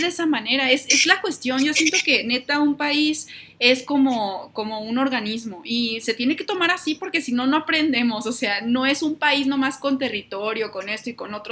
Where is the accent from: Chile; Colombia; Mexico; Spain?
Mexico; como mexicanos